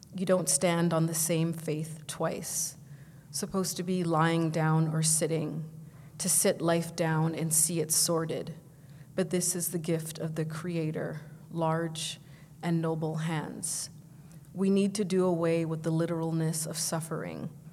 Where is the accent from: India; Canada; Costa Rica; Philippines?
Canada; Vancouver, British Columbia; moved away as an adult; now in Toronto, Canada; I grew up in Vancouver, but I came here to uh, do African studies at U of T.